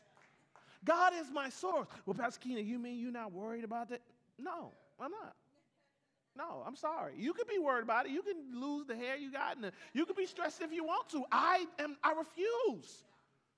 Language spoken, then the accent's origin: English; Atlanta, Georgia, United States; I'm from Atlanta